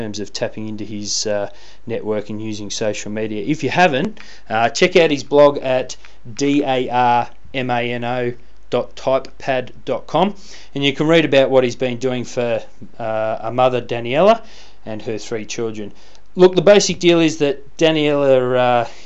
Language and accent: English; Canberra, Australian Capital Territory, Australia; my hometown. That's right, our country's fine capital city of Canberra